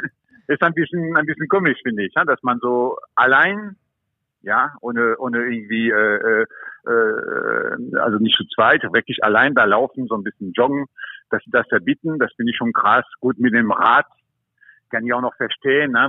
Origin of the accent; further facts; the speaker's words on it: France; also born or lived in Germany; now in Mallorca, Spain; ich bin auch Franzose